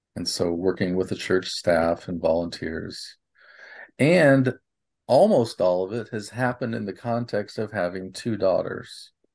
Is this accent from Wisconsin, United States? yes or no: no; Nebraska, United States; I grew up in Nebraska